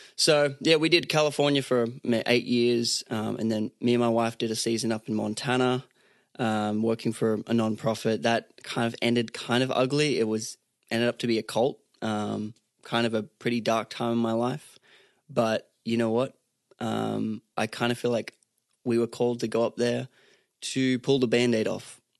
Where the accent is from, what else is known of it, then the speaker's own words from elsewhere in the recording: Sunshine Coast, Queensland, Australia; now in Nashville, United States; I'm from Australia originally, um, grew up on the Sunshine Coast in Australia.